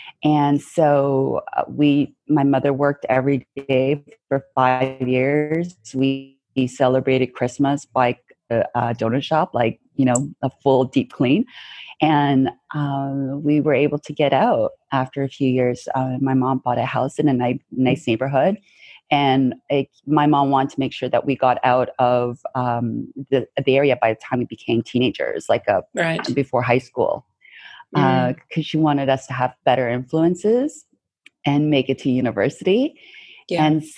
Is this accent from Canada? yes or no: yes; Canada; I'm really proud to be Canadian. Mm-hmm. I love being Canadian, but I also love being Korean as well.